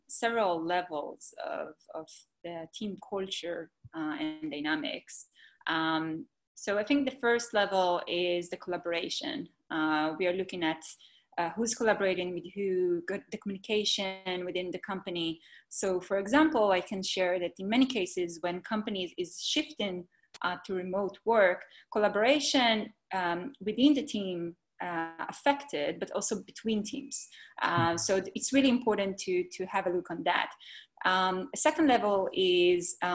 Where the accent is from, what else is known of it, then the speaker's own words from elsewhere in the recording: Israel; moved away as an adult; now in Bay Area, United States; I'm originally from Israel.